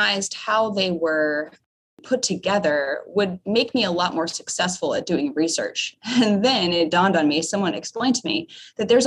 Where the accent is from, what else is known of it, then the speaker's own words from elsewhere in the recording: Charlottesville, Virginia, United States; also born or lived in Chapel Hill, North Carolina; I grew up in Charlottesville, Virginia